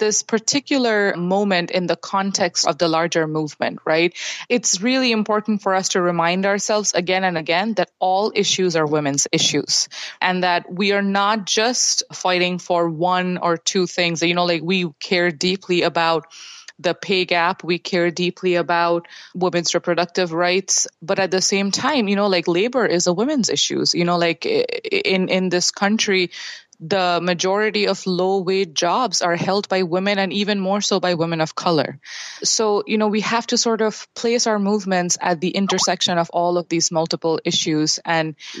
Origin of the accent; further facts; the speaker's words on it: India; moved away; Growing up in India, I had a very apolitical upbringing